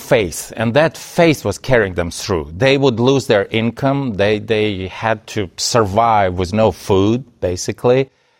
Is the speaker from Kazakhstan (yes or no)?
yes; Kazakhstan; born there; also born or lived in Soviet Union; I was born in the Soviet Union, which, as you mentioned, does not exist anymore. My father was secretly operating as a pastor in Kazakhstan.